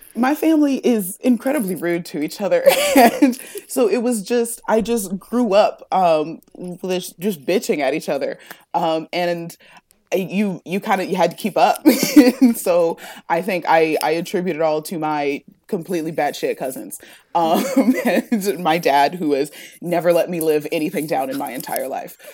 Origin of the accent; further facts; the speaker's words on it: Ohio, United States; I'm from Ohio